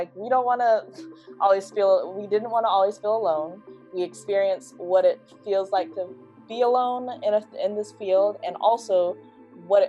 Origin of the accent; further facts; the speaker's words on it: Detroit, Michigan, United States; moved away as an adult; now in Florida, United States; I grew up in Detroit, Michigan, a big city there